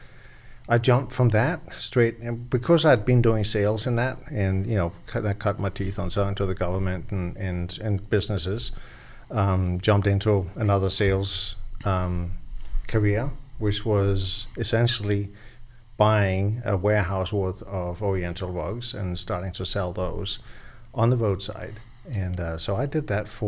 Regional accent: Denmark; moved away as an adult; also born or lived in Egypt / Lebanon / Los Angeles / Washington, D.C.; now in Florida, United States; I was born in Denmark. I grew up in Denmark.

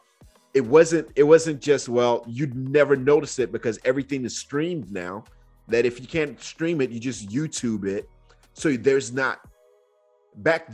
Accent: Nigeria; moved away; I grew up in Nigeria at that phase

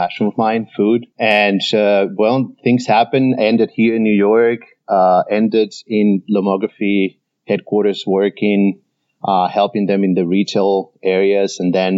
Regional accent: Venezuela; also born or lived in Indianapolis, United States / Sydney, Australia; I am originally from here, from the US. I was born in Indianapolis, Indiana. But I grew up in Venezuela, in South America.

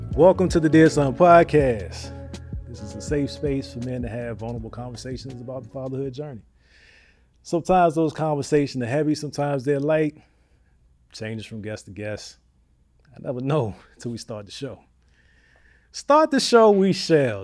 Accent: Hampton, Virginia, United States; moved away; also born or lived in Newport News, Virginia; I'm from Hampton, Hampton and Newport News, Virginia. I grew up

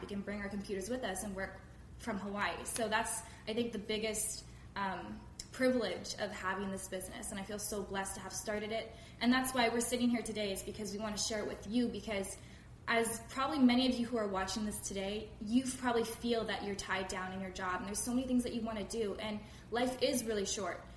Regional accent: Langley, British Columbia, Canada; I'm from Langley, BC. I live in Canada.

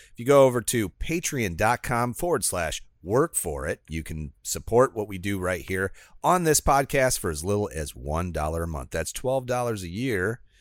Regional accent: Midwest, United States; moved away as an adult; now in Florida, United States; I would be classified as Midwestern. I spent twenty-six years of my life there.

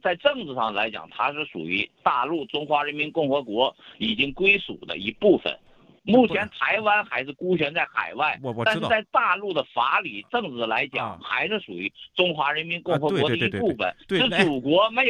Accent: China; 那我大陆人凭什么把你看作是同胞？

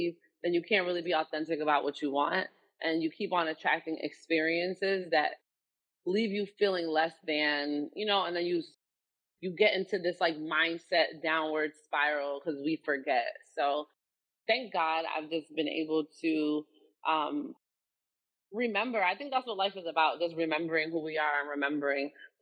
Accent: North New Jersey, United States; I'm from North New Jersey

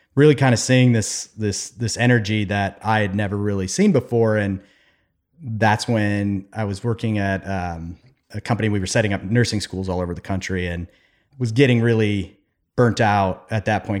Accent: Cleveland, Ohio, United States; now in Columbus, United States; growing up in Cleveland

